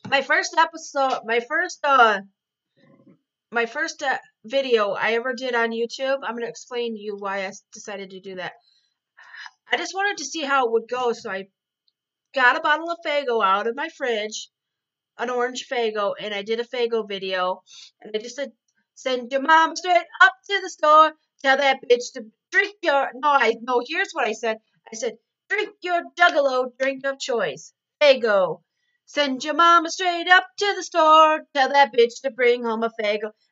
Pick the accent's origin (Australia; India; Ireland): Ireland; I was born in 1979. Um, I'm Irish and I'm a juggalette